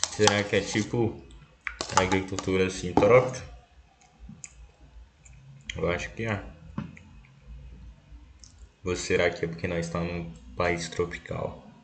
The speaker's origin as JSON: {"language": "Portuguese", "town": "Brasília", "region": "Federal District", "country": "Brazil", "said": "É, porque também a sede também fica aqui em Brasília, eu sou de Brasília."}